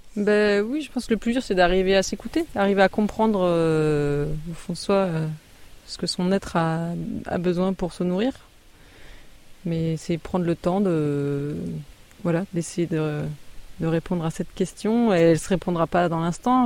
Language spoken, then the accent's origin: French; Alsace, Grand Est, France; also born or lived in Marne; now in Ardèche, France; je suis d'origine alsacienne